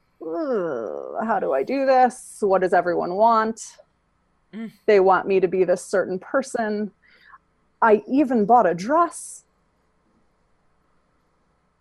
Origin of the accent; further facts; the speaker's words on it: Michigan, United States; moved away as an adult; also born or lived in Georgia; I left Michigan